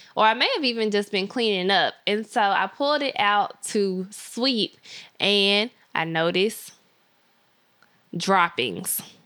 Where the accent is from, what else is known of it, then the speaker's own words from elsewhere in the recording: Memphis, Tennessee, United States; I grew up in the hood of Memphis